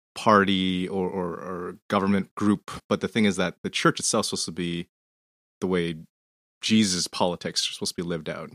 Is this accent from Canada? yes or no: yes; Canada; I'm Canadian